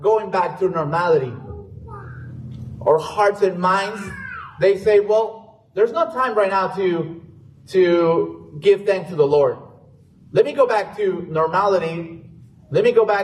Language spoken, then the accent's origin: English; San Bernardino, California, United States; also born or lived in Mexico City, Mexico; I was born in Mexico City, but I was raised in San Bernardino, California